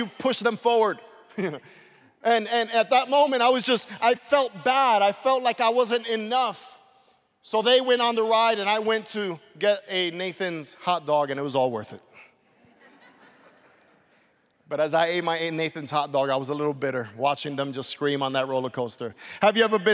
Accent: New York City, New York, United States; As a kid growing up in Brooklyn, my parents would oftentimes take me to a place called Coney Island

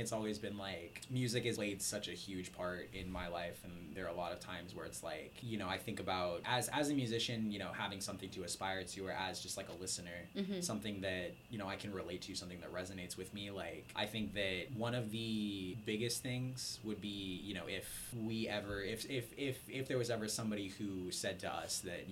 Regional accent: Turlock, California, United States; growing up in Turlock

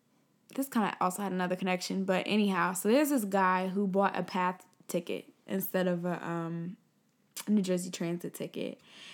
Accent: Nigeria; Like, yeah, I'm Nigerian and I'm proud about

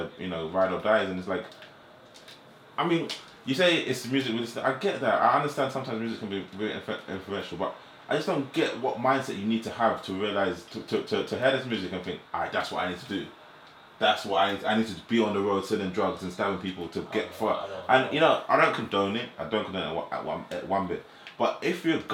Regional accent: United Kingdom; also born or lived in Jamaica (ancestry); I'm British, but I'm a Jamaican

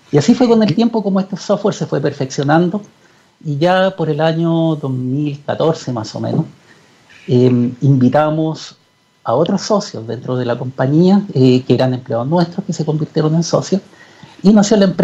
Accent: Chuquicamata, Antofagasta, Chile; mi padre es geólogo y yo viví cuando niño en Chuquicamata. Mi padre era eh, jefe de geología en Chuquicamata durante muchos años.

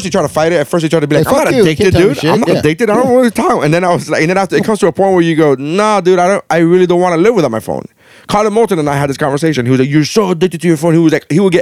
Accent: Nicaragua; now in Miami, United States; I'm Hispanic as fuck, dude. I was born in Nicaragua

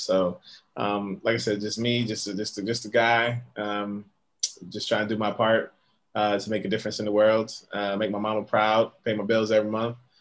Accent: Connecticut, United States; also born or lived in Bronx, New York; now in New York, United States; I'm from Connecticut originally. Currently live in uh, the Bronx, New York

